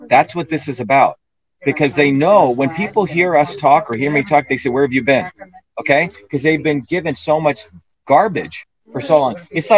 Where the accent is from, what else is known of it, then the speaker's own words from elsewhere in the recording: New Jersey, United States; When I was growing up in New Jersey, you know, I had a immigrant who was our landlord, an Italian immigrant.